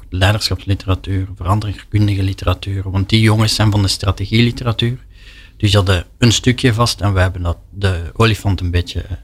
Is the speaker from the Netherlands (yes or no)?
no; Belgium